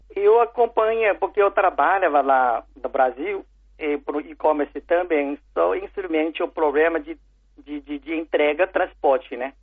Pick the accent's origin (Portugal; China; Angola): China; Portuguese is a second language; moved away; also born or lived in São Paulo, Brazil; eu nasci na China